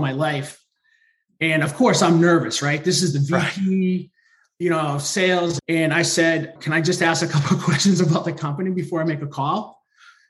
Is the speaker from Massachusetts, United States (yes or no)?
yes; North of Boston, Massachusetts, United States; I'm from the Northeast, right? North of Boston